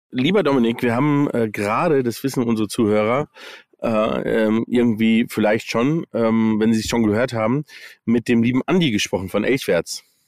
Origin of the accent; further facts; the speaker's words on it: United States; moved away; ich bin in den USA aufgewachsen. Ähm, das heißt also, ich habe Englisch irgendwie mal als Kind gelernt